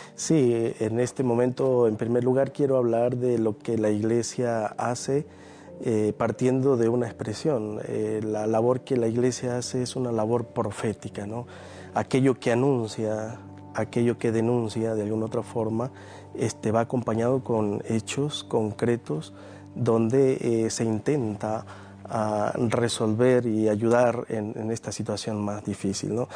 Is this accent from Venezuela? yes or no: yes; Venezuela; moved away